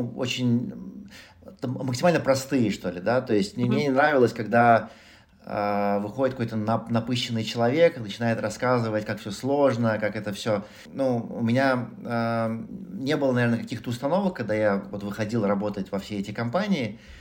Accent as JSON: {"language": "Russian", "region": "Moscow", "country": "Russia", "tie": "born or raised there", "moved": "yes", "said": "я родился в Москве, вырос в Москве"}